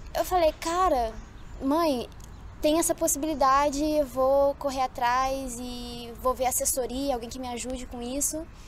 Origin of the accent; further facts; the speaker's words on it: Rio de Janeiro, Brazil; moved away; eu sou carioca, né? Sou do Rio de Janeiro